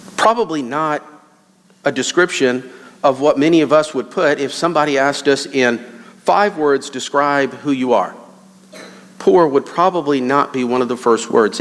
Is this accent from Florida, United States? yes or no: yes; Lakeland, Florida, United States; moved away; I was born and raised in Lakeland, Florida